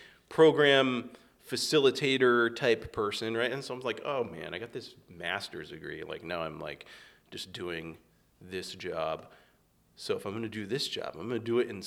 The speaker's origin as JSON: {"language": "English", "town": "West Hartford", "region": "Connecticut", "country": "United States", "tie": "born or raised there", "said": "I grew up here in West Hartford."}